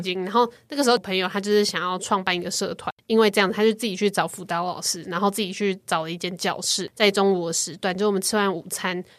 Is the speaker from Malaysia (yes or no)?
no; Taiwan; also born or lived in United Kingdom; 作为台湾人申请，因为我是拿台湾护照去申请英国学校的